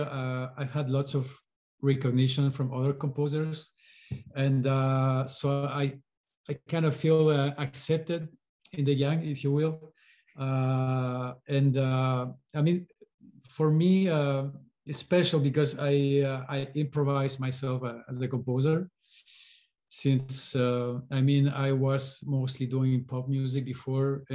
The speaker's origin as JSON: {"language": "English", "country": "Chile", "tie": "born or raised there", "said": "I was born in Chile, and culturally speaking, folk music was very present"}